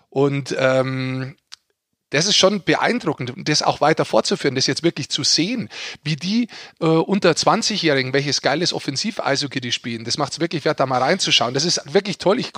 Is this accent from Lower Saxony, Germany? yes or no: no; Bavaria, Germany; ich bin da hingefahren als Niederbayer